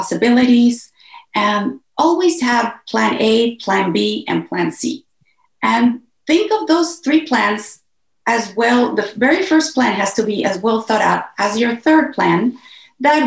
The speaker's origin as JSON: {"language": "English", "country": "Mexico", "moved": "yes", "said": "I am originally from Mexico"}